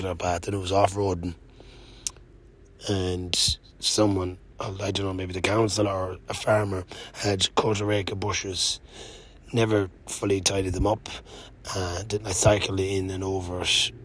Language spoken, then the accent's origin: English; Mayo, Connacht, Ireland; I'm from Mayo